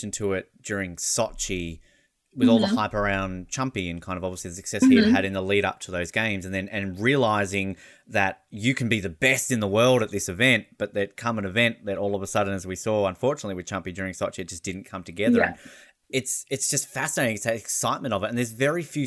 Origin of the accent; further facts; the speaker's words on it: Hobart, Tasmania, Australia; I'm from Hobart